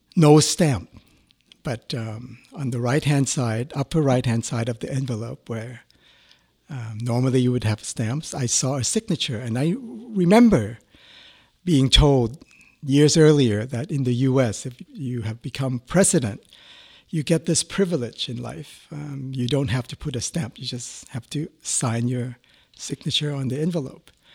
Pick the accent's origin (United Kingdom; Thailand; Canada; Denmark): Thailand; moved away as an adult; I was a student from Thailand